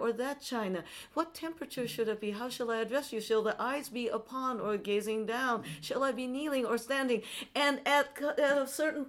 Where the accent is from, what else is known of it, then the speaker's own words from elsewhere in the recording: Tokyo, Japan; now in San Francisco, United States; I'm based in San Francisco, although I'm originally from Tokyo, Japan.